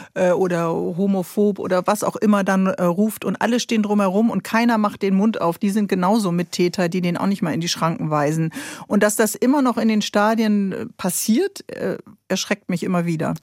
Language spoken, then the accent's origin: German; Bremen, Germany; ich bin ja Bremerin